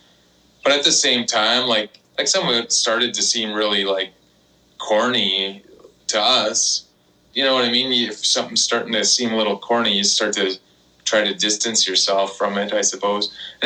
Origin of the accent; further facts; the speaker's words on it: Canada; we're from Canada.